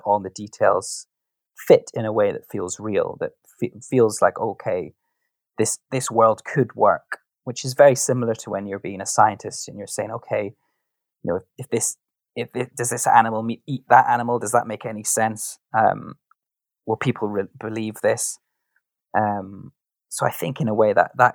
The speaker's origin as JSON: {"language": "English", "region": "Scotland", "country": "United Kingdom", "said": "I come from Scotland"}